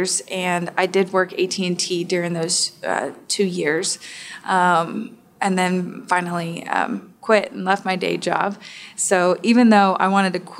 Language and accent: English; Texas, United States; now in Atlanta, United States; I'm from Texas